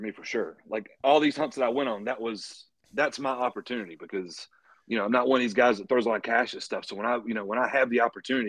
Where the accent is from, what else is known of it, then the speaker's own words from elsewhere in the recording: North Carolina, United States; now in Knoxville, United States; So right now I'm living in Knoxville, Virginia. I'm originally from North Carolina.